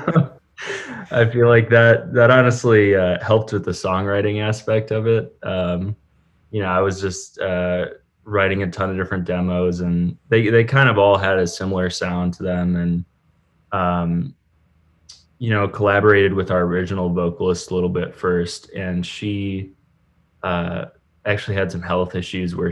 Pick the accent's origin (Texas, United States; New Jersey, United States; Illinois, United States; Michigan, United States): Michigan, United States; Ann Arbor; also born or lived in Virginia; I grew up in Ann Arbor, Michigan. I moved down to Virginia for a little while and moved back